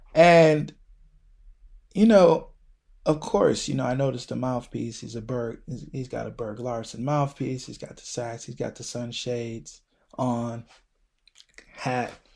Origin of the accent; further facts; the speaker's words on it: Buffalo, New York, United States; moved away as an adult; now in New York City, United States; where I'm from Buffalo, um, even though I've lived in New York City for the past ten years